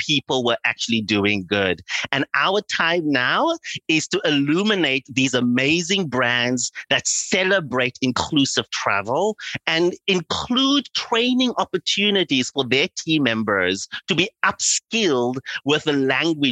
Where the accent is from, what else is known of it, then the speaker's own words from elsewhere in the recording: Cape Town, Western Cape, South Africa; moved away as an adult; also born or lived in London, United Kingdom; now in Los Angeles, United States; I grew up in South Africa during apartheid